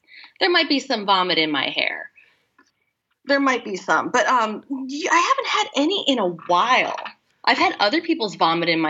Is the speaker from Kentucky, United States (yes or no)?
no; Los Angeles, California, United States; I've lived in LA my whole life, born and raised